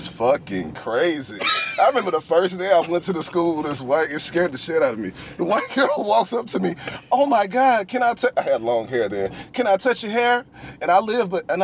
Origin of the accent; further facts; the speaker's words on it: Memphis, Tennessee, United States; also born or lived in Murfreesboro, Tennessee; I was born in Memphis, Tennessee. I didn't go to school with one white person in Memphis.